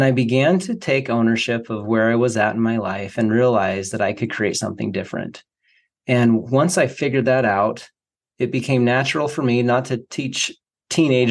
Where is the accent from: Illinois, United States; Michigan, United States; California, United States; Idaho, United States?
Idaho, United States; Boise; moved away; I was just moving back to my hometown of Boise, Idaho.